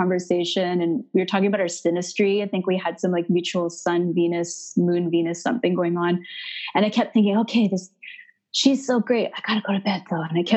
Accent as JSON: {"language": "English", "country": "Canada", "lives_now": "Montreal, Canada", "said": "I'm Canadian, so I'm up in Canada, currently based in Montreal, Quebec"}